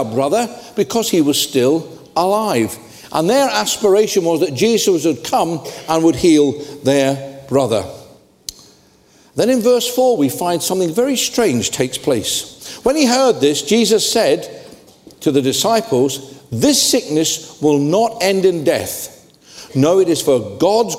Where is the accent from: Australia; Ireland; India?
Ireland; I'm Irish